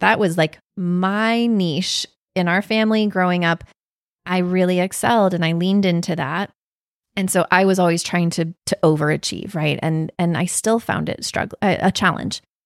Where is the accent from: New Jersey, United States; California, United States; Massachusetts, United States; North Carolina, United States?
North Carolina, United States; Raleigh; also born or lived in Wake Forest, North Carolina; I grew up in the Raleigh area, and I went to school mostly in Wake Forest